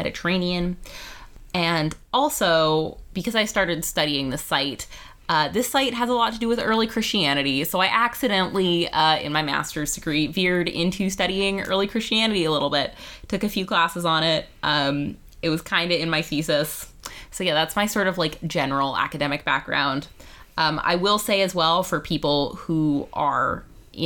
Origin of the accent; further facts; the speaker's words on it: Vancouver, British Columbia, Canada; I am from Vancouver, British Columbia, where I still live